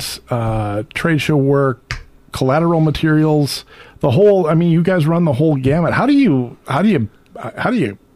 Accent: Edina, Minnesota, United States; now in Northfield, United States; I grew up in Edina. Graduated from Edina High School

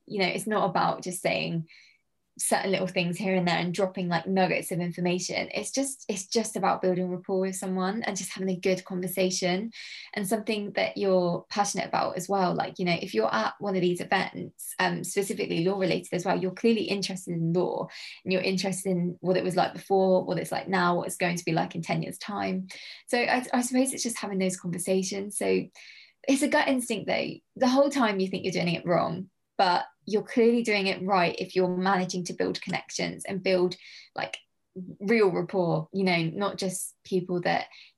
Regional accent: South Coast, United Kingdom; bearing in mind I come from the South Coast, I don't really go to London a lot.

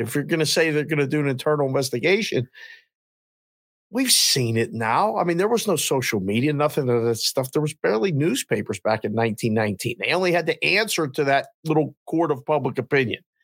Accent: Pittsburgh, Pennsylvania, United States; now in Las Vegas, United States; I'm from Pittsburgh and I I was seven in in uh, in '78

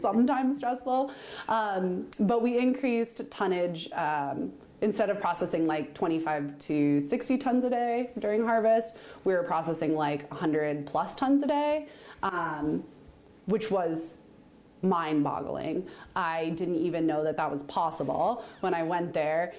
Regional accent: Central Florida, United States; also born or lived in California / Utah; now in Oregon, United States; I grew up in Central Florida on a cattle ranch

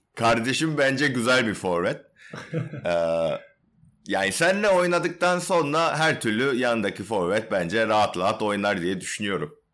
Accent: South Korea; now in Turkey

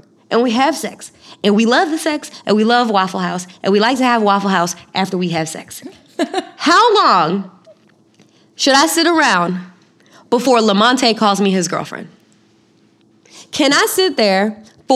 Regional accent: Florida, United States; I'm from Florida

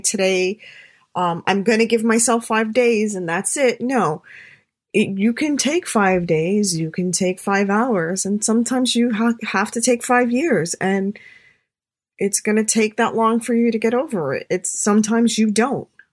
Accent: New York City, New York, United States; I'm a New Yorker

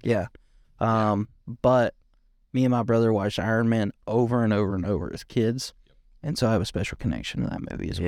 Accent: Bakersfield, California, United States; I'm from Bakersfield.

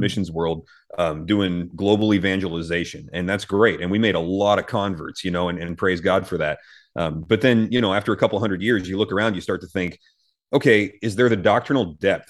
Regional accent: United States; as American Christians

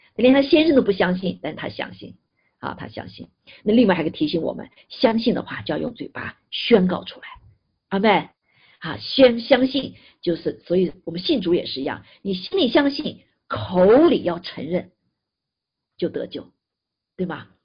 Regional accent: China; 但我们中国人是很特别哈

